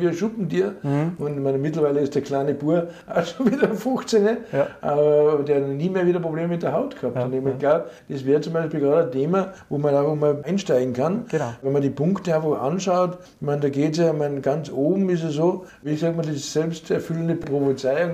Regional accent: Austria; ich bin Österreicher

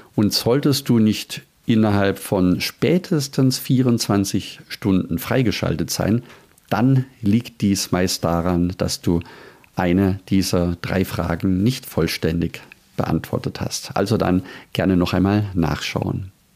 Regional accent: Germany; bei uns in Deutschland

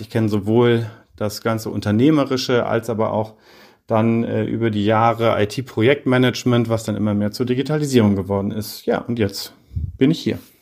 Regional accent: Heidelberg, Baden-Württemberg, Germany; moved away as an adult; also born or lived in Paris / Oxford / Berlin; ich komme aus Heidelberg ursprünglich

